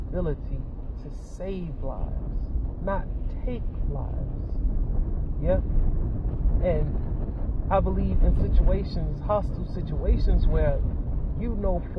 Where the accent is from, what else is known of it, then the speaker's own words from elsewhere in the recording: United States; as American citizens